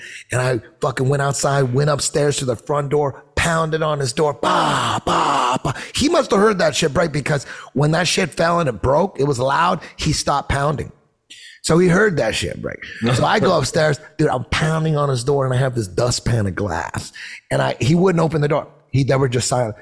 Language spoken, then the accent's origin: English; Orange County, California, United States; also born or lived in Hollywood; now I'm in Hollywood, but I grew up in Orange County